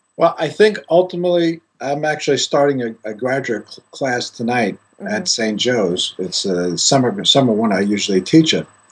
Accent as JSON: {"language": "English", "country": "Greece", "tie": "born or raised there", "moved": "as an adult", "said": "I grew up in Greece and uh, studied initially in Greece"}